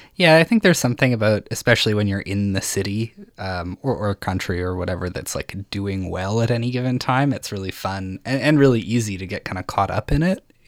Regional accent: Saskatchewan, Canada; I'm from Saskatchewan

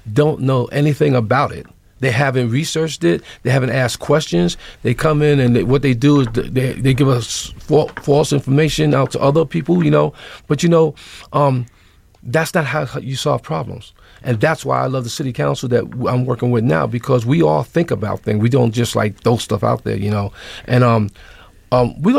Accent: New York City, New York, United States; I grew up in New York City.

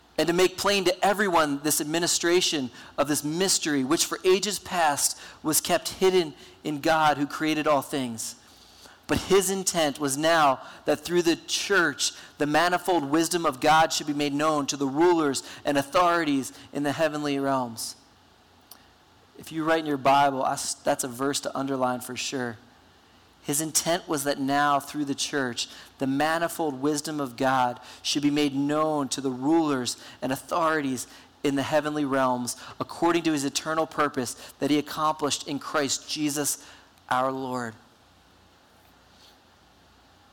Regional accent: New Jersey, United States; moved away; I grew up in New Jersey

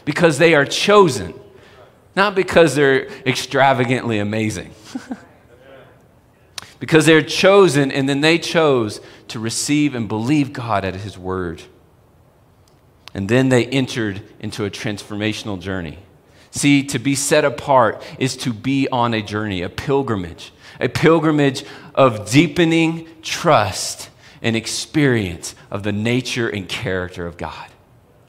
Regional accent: Texas, United States; moved away as an adult; now in Colorado, United States; I remember when I first moved to Colorado. I'm from Texas

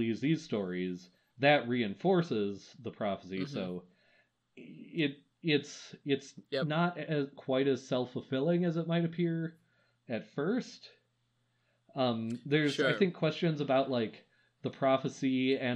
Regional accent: Wisconsin, United States; I'm from Wisconsin

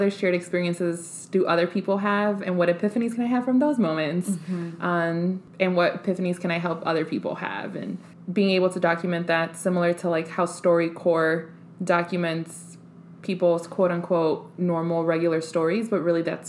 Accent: Chicago, Illinois, United States; I'm from the Southside.

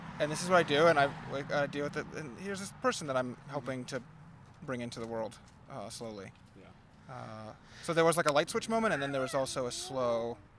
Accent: Washington, District of Columbia, United States; No, I was born and raised in Washington, D.C.

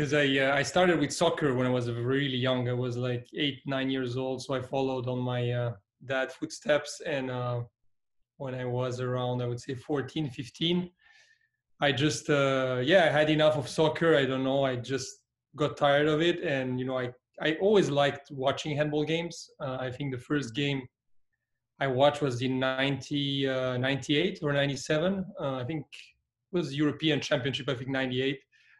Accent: Switzerland; English is a second language; moved away as an adult; also born or lived in Belgrade, Serbia; now in San Francisco, United States; I was 3 years old when I moved. I was born in Belgrade, but my father was a professional soccer player. He played for Partizan Belgrade, and he just, you know, had a transfer to Switzerland, to one of the largest clubs in Switzerland, and we decided to make the move there. So I pretty much grew up in Switzerland.

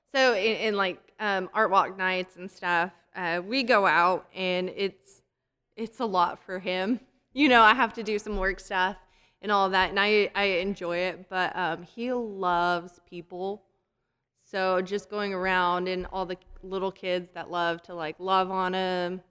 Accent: Colorado, United States; also born or lived in Texas; now in Wichita Falls, United States; I'm from Colorado, came to Texas, and when we lived in Colorado

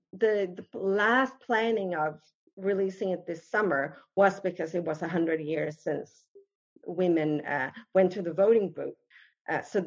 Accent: Helsingborg, Skåne, Sweden; moved away as an adult; now in United States; my own hometown, Helsingborg

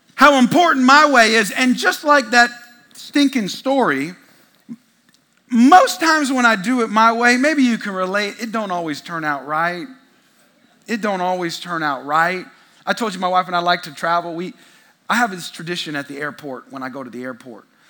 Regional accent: California, United States; now in Texas, United States; I'm from California. In the Bay Area, it ain't cool to be a Christian there

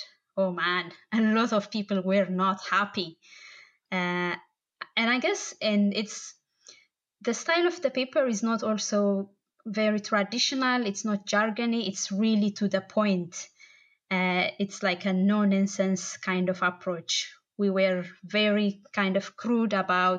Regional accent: Bahir Dar, Amhara, Ethiopia; also born or lived in Addis Ababa, Ethiopia; now in Dublin, Ireland; I'm originally from Bahardar. It's kind of the northern-ish side of Ethiopia, and I lived in Addis as well

